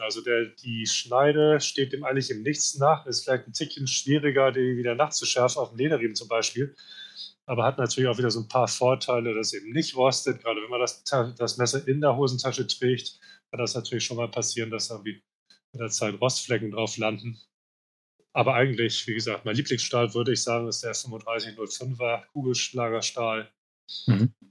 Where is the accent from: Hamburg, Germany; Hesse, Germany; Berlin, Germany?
Hamburg, Germany; moved away as an adult; now in Spain; Ich komme aus Hamburg daher auch das Logo mit Hamburg drauf, wobei ich seit, ja, seit 20 Jahren eigentlich nicht mehr in Hamburg lebe, sondern in Spanien. Aber ich fühle mich nach wie vor als Hamburger